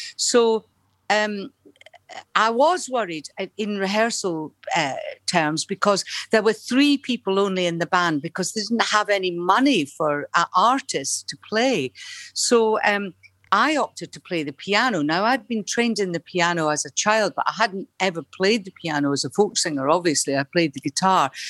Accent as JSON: {"language": "English", "town": "Dunfermline", "region": "Scotland", "country": "United Kingdom", "also_born_or_lived": "Liverpool / London", "moved": "as an adult", "said": "At the Labour Exchange in Dunfermline"}